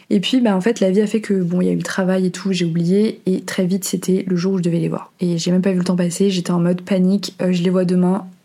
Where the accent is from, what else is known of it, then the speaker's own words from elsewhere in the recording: Portugal; also born or lived in Venezuela; mais en fait, justement, je suis née au Venezuela et quelques mois après, mes parents ont décidé de déménager au Portugal.